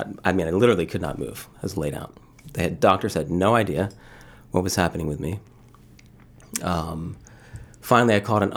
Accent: Philadelphia, Pennsylvania, United States; moved away as an adult; also born or lived in Michigan / Boston area; I was born and raised in the Philadelphia area. Went to school in Michigan, and then again ended up in the Boston area, yeah, for a number of years.

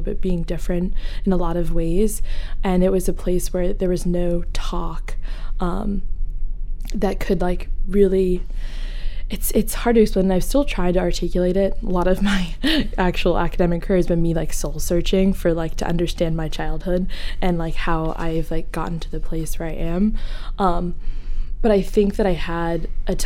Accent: Portland, Maine, United States; I grew up kind of like North Deering area, so kind of like suburbia

